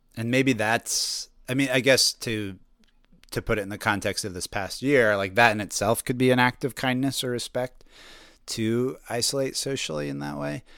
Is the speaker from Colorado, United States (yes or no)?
yes; Colorado, United States; moved away as an adult; now in Brooklyn, United States; I grew up in Colorado